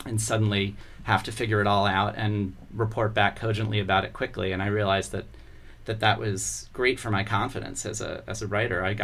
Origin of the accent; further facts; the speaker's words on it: Columbia, Maryland, United States; also born or lived in Baltimore, Maryland; I grew up in the suburbs. When I was 5, we moved to Columbia, Maryland